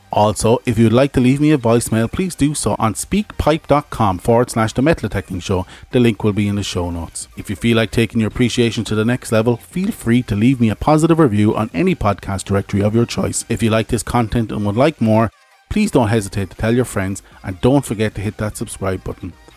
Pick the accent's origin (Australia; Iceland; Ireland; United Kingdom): Ireland; I'm Irish.